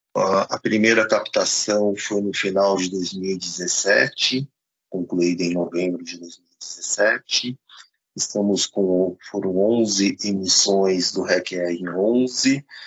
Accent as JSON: {"language": "Portuguese", "country": "Brazil", "said": "também somos brasileiros"}